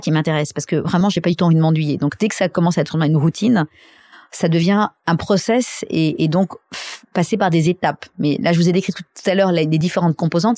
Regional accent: Saint-Cloud, Île-de-France, France; also born or lived in Paris; je suis née euh, à Paris, enfin pas à Paris, à Saint-Cloud.

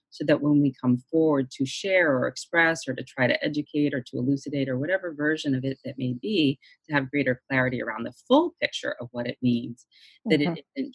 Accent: Boston, Massachusetts, United States; I'm from Boston also

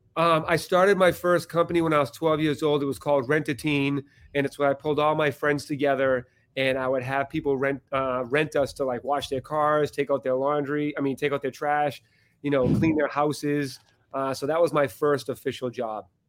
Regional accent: Boston, Massachusetts, United States; I'm from Boston

